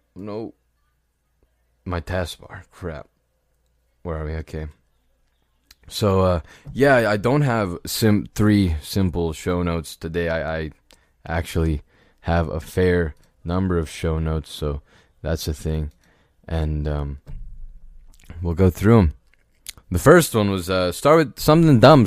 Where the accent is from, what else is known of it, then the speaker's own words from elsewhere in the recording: United States; an American citizen, uh, born and raised